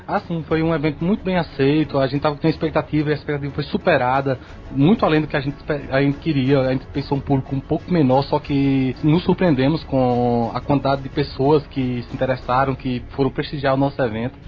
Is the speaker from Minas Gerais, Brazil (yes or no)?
no; Juazeiro, Bahia, Brazil; sou de Juazeiro, Bahia.